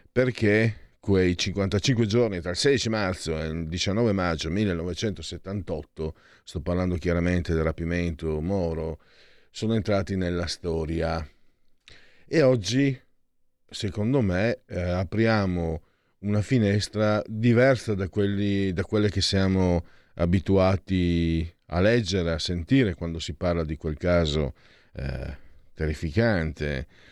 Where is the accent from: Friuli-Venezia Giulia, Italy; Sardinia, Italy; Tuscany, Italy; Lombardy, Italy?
Friuli-Venezia Giulia, Italy; io vengo dal Friuli, dal, dalla profonda campagna